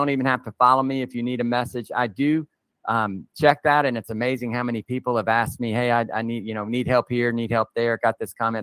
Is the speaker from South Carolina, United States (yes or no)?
yes; South Carolina, United States; I grew up in South Carolina